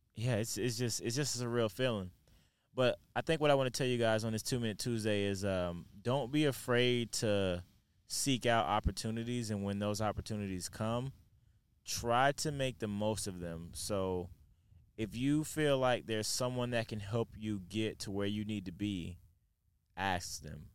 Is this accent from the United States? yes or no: yes; Lakeland, Florida, United States; now in Denver, United States; I'm from Lakeland, Florida